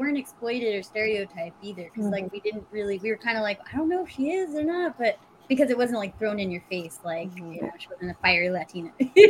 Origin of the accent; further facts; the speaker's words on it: California, United States; I don't have an accent. I'm very Americanized and Californiarized. Like, I'm a Californian. And, you know, we say hella all the time for everything.